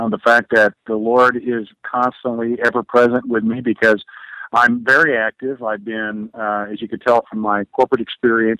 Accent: Oklahoma City, Oklahoma, United States; moved away as an adult; also born or lived in Seattle; I'm back in Oklahoma City. I grew up here in Oklahoma

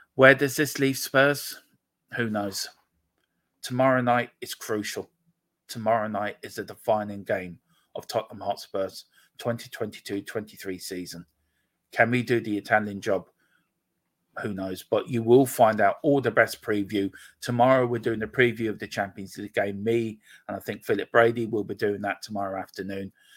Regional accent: Gorey, Leinster, Ireland; also born or lived in Donegal; I'm from Wexford, um, a little place called Gorey in the south, sunny southeast

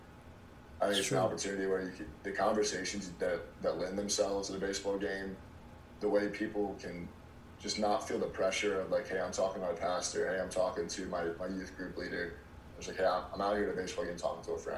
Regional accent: Virginia Beach, Virginia, United States; moved away as an adult; now in Columbia, United States; I grew up in Virginia Beach, Virginia

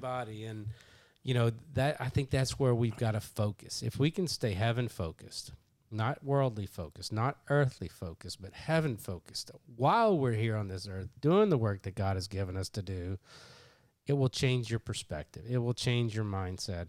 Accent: Kentucky, United States; I'm from Kentucky

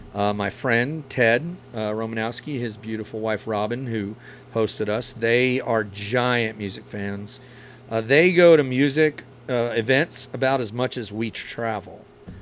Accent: New Jersey, United States; moved away; I grew up in New Jersey.

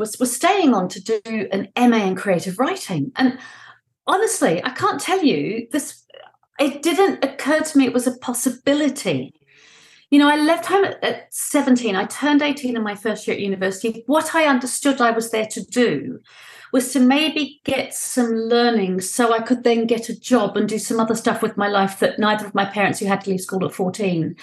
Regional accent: New Zealand; also born or lived in London; I was born in London. We moved back to my father's native New Zealand when I was 5 years

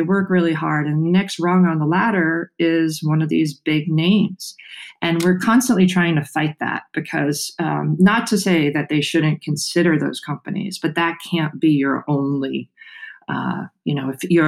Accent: New York City, New York, United States; moved away as an adult; I grew up on Staten Island in New York

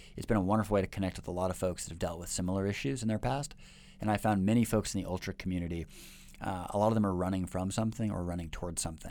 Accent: Seattle, Washington, United States; moved away as an adult; now in Shanghai, China; my hometown of Seattle

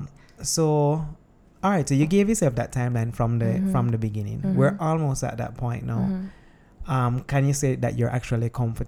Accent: Jamaica; we are Jamaican

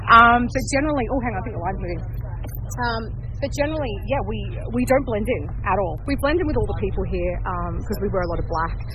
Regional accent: Sydney, New South Wales, Australia; I am 44 and I'm from Sydney, Australia.

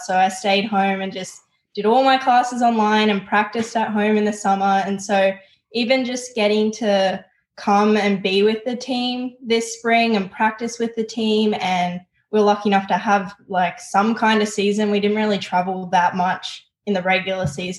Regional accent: Newcastle, New South Wales, Australia; moved away as an adult; I'm from Newcastle, New South Wales

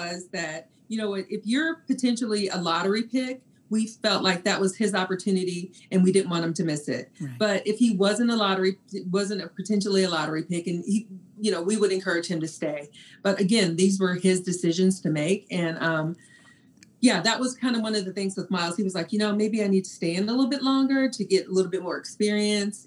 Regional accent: Texas, United States; I'm from Texas

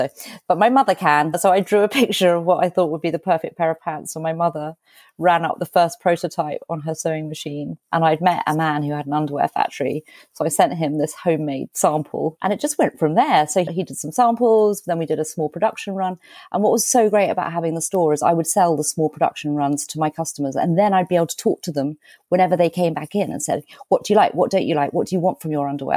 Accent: United Kingdom; we're British

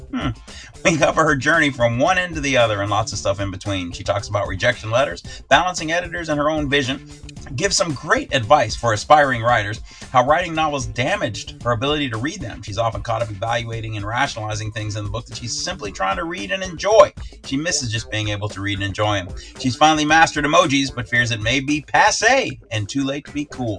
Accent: Chicago, Illinois, United States; now in San Diego, United States; I grew up in Chicago. That's my hometown, and living out here in San Diego

